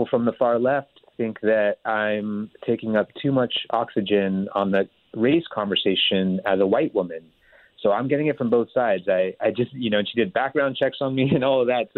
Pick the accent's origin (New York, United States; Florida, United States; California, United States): California, United States; also born or lived in India; I grew up in Northern California outside of San Francisco